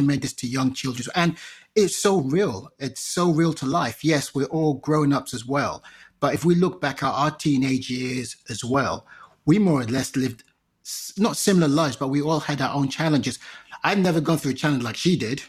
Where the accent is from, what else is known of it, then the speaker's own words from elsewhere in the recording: Nigeria; as a Nigerian